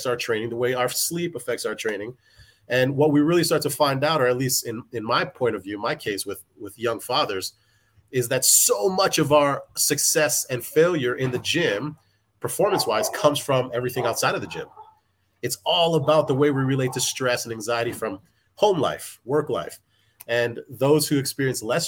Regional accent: Hawaii, United States; Being an athlete as a kid, growing up in Hawaii, you play football, that's what everybody does.

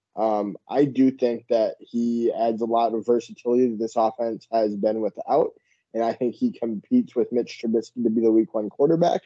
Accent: Iowa, United States; we're both from Iowa. I still live in Iowa

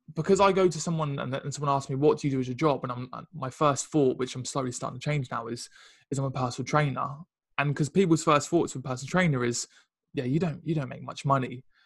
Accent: Ipswich, East of England, United Kingdom; moved away as an adult; also born or lived in London; i come from Ipswich originally uh, moved, to London

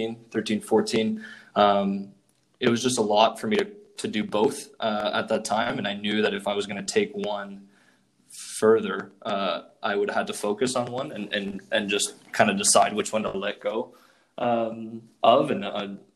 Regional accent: Ottawa, Ontario, Canada; I'm originally from Ottawa, grew up in the East End in Orleans

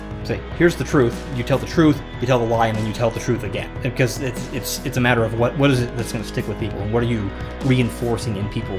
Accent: Phoenix, Arizona, United States; born and raised in Phoenix.

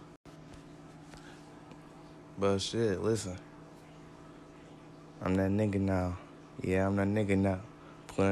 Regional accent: New York, United States; I'm from New York. 716, just to be exact.

